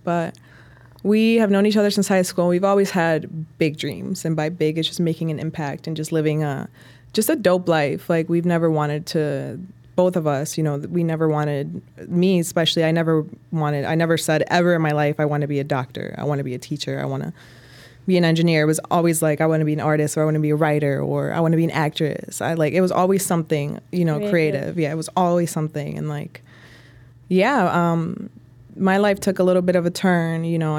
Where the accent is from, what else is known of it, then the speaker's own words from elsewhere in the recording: Durango, Mexico; moved away; also born or lived in Canatlán; I guess my life journey begins in Mexico. I'm from Durango, Mexico. Mm-hmm. So I was born there. We alternated living between, you know, the city of Durango and like a little pueblo, like rural mm-hmm. town called Canatlan.